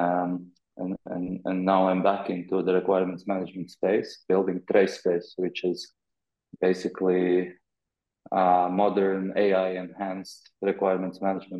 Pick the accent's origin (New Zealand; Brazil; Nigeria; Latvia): Latvia; Riga; moved away as an adult; also born or lived in Amsterdam; I had a plan to move back from Amsterdam to Riga, Latvia, for a while.